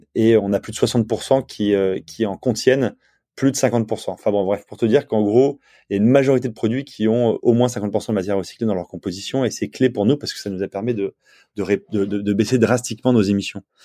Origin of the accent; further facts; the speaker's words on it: Provence-Alpes-Côte d'Azur, France; now in Nantes, France; moi j'ai habité, j'ai grandi en Provence, en bord de mer